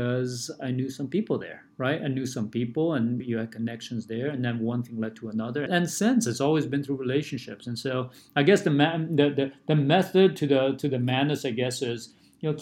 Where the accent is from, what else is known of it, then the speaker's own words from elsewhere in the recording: São Paulo, Brazil; also born or lived in Taipei, Taiwan; now in California, United States; I was born in Taipei, but moved to Brazil when I was very little, less than one. And so I grew up in São Paulo, Brazil